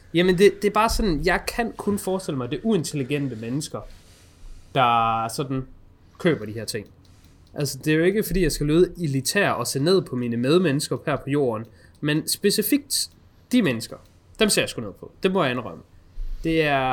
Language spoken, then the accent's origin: Danish; Denmark; føler jeg som dansker